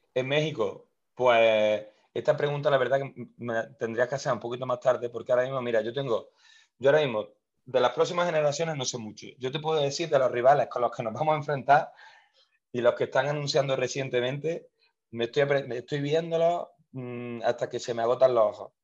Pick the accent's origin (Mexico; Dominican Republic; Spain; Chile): Spain; Córdoba, Andalusia; yo soy de España, de, la ciudad de Córdoba